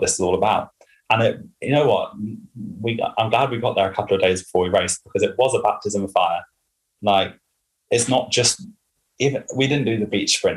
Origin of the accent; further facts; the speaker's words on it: Henley-on-Thames, South East England, United Kingdom; It's my hometown or home area